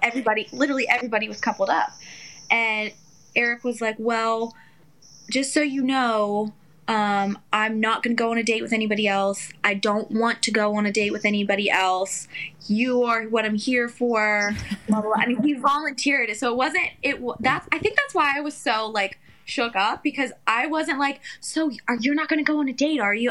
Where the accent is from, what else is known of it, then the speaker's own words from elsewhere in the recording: Western Maryland, United States; moved away as an adult; also born or lived in West Virginia / New York; I grew up in Maryland okay. my whole life. Small, very, very, very small town in Western Maryland.